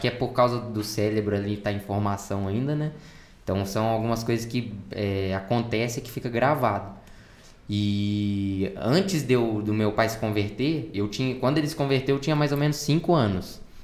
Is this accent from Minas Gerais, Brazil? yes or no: yes; São João del-Rei, Minas Gerais, Brazil; also born or lived in Oliveira; a gente morava em São João del Rei, que era a minha, minha cidade onde eu nasci.